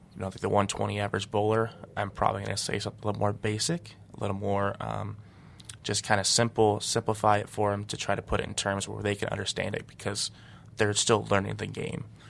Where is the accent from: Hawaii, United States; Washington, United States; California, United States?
Washington, United States; now in Detroit, United States; my buddy Marshall I grew up bowling against in Washington